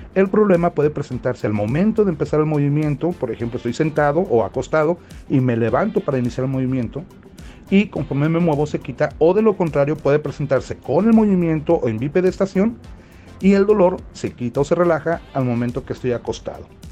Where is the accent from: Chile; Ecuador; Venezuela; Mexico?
Mexico; Tlaquepaque, Jalisco; soy de Guadalajara, Jalisco, de Tlaquepaque